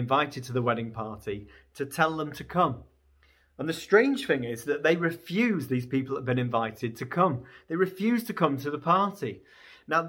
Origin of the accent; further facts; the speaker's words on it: Beverley, Yorkshire and the Humber, United Kingdom; now in Newcastle, United Kingdom; I grew up in Beverley, just outside of Hull